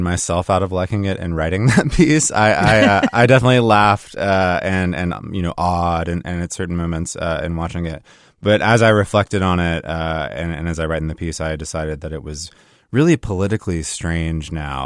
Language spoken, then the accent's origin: English; South Carolina, United States; I come from South Carolina